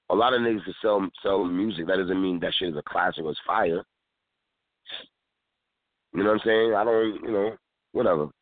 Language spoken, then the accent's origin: English; New York City, New York, United States; I'm from Brooklyn